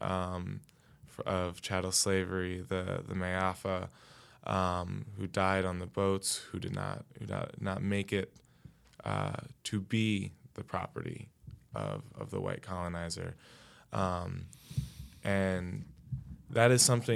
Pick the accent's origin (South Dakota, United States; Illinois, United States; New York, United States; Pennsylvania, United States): New York, United States; New York City; I grew up here in Brooklyn